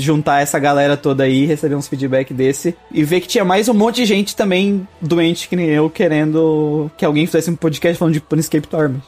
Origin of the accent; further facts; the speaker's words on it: Brazil; eu sou brasileiro